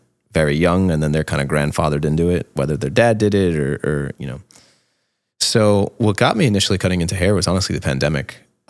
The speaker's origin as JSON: {"language": "English", "town": "Jersey City", "region": "New Jersey", "country": "United States", "tie": "born or raised there", "said": "But like I say, I always say I grew up in Jersey City because most of my youth was spent in Jersey there."}